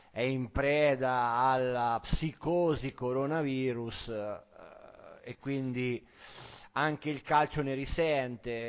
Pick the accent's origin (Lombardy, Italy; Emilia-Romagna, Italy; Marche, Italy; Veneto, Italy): Marche, Italy; io che sono marchigiano